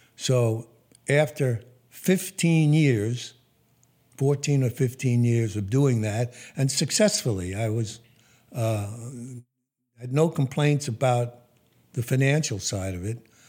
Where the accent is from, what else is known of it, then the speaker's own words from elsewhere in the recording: New York City, New York, United States; also born or lived in West Hempstead, Long Island, New York; I was born in Brooklyn at Kings County Hospital in 1940.